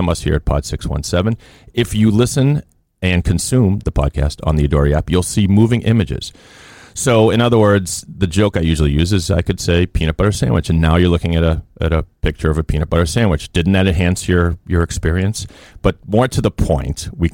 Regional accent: Boston, Massachusetts, United States; That's where I was born

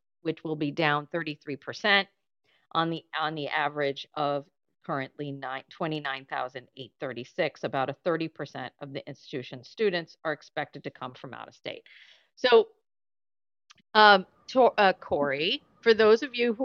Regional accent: Massachusetts, United States; LaSalle University over here in literally my hometown here in Massachusetts

